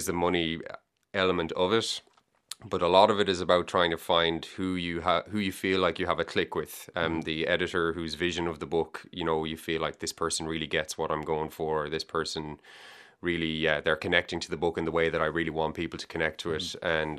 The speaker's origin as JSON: {"language": "English", "town": "Galway", "region": "Connacht", "country": "Ireland", "tie": "born or raised there", "also_born_or_lived": "Dublin", "said": "So I was born in Dublin, but I grew up in Galway. We moved to Galway when I was 3."}